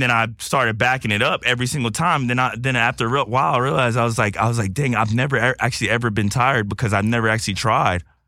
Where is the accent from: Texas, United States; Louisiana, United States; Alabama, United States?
Texas, United States; now in Los Angeles, United States; I'm from Texas